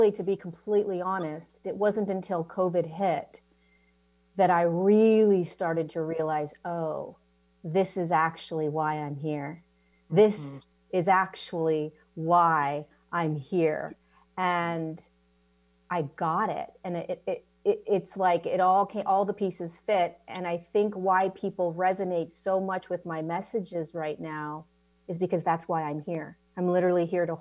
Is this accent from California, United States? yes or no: yes; California, United States; I was born in California.